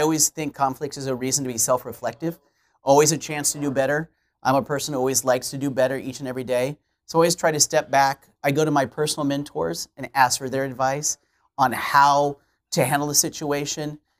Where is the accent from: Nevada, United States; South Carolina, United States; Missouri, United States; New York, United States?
Missouri, United States; Kansas City; now in Alton, United States; I'm Kansas City native